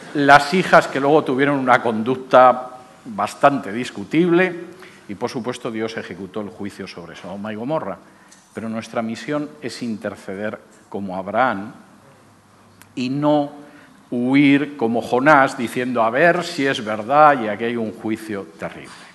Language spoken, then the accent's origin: Spanish; Spain; moved away; En el año 2005, mi país de origen era un país con una situación económica supuestamente